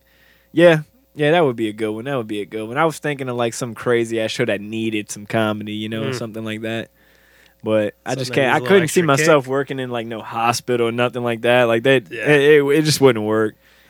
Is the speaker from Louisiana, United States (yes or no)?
yes; New Orleans, Louisiana, United States; We're from New Orleans.